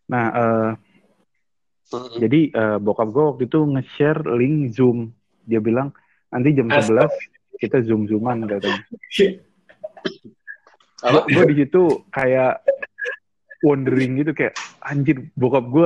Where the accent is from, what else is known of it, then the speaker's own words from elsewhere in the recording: Indramayu, West Java, Indonesia; apalagi di daerah gua kan panjang tuh Indramayu itu panjang iya. bro dari ujung ke ujungnya